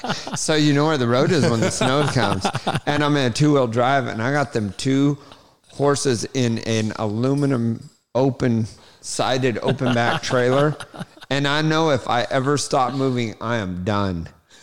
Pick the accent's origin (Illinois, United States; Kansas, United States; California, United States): California, United States; West Coast; moved away; where I was raised on the West Coast, and then moving this way